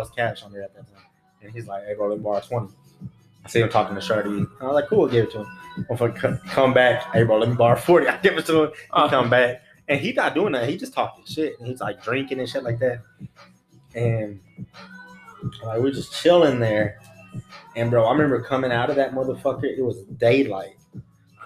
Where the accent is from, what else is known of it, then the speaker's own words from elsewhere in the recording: Texas, United States; accent: a little country, a little hood; I'm from Texas.